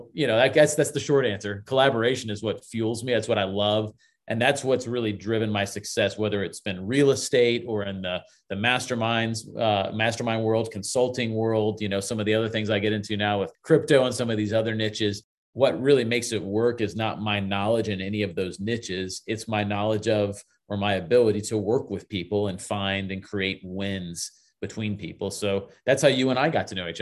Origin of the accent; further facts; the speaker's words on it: Lutz, Florida, United States; I grew up in Lutz, which when I grew up in Lutz, Florida, it was all orange groves and cow fields.